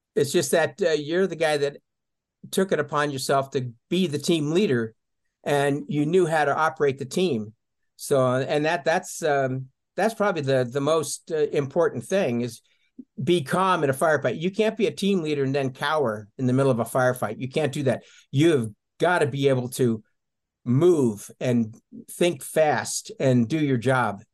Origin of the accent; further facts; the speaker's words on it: Colorado, United States; also born or lived in England; now in Tucson, United States; I was raised pretty much in Colorado in the mountains